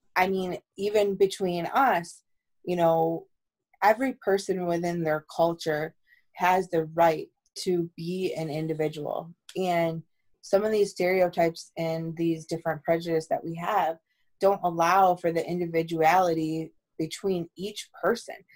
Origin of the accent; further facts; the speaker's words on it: East Amherst, New York, United States; we came all the way from East Amherst the suburbs to the city